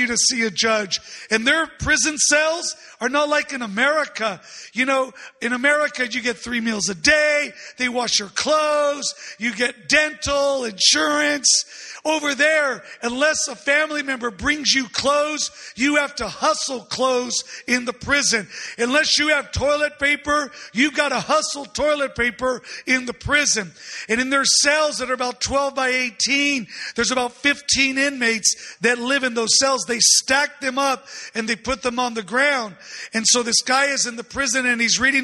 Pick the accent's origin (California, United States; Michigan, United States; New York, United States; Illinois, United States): California, United States; San Diego; I'm from San Diego